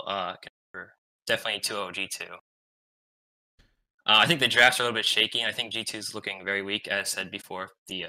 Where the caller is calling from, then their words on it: Stony Brook, New York, United States; I'm calling from Stony Brook University, New York.